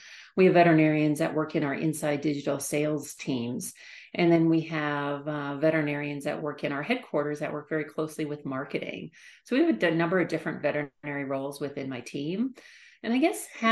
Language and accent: English; Canada; moved away as an adult; I grew up in Canada